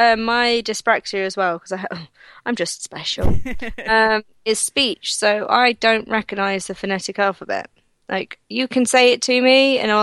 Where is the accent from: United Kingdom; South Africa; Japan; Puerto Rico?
United Kingdom; Nottingham, East Midlands; accent: Nottingham; I had speech at, elocution at college to get rid of my Nottingham accent, which misses out a lot of letters and it's mumbling.